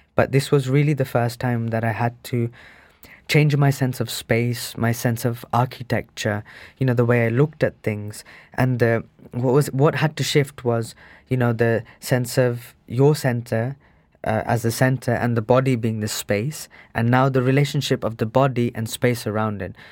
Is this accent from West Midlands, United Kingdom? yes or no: yes; Birmingham, West Midlands, United Kingdom; also born or lived in India; I was brought up in Sparkbrook as well, which is the most uninspiring place on earth. It's the most grey